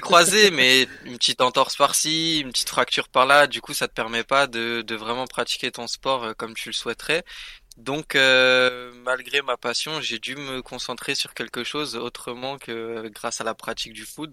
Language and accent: French; Paris, Île-de-France, France; je suis parisien en soi